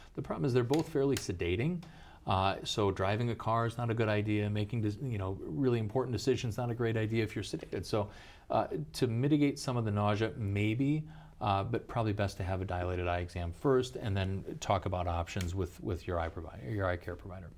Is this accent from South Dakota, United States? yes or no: yes; Pierre, South Dakota, United States; also born and raised in South Dakota. Uh, grew up in Pure